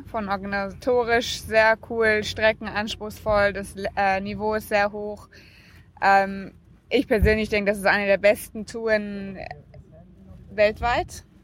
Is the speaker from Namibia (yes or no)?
yes; Namibia; Und ich bin auch sehr stolz darauf, mein Heimatland hier zu vertreten.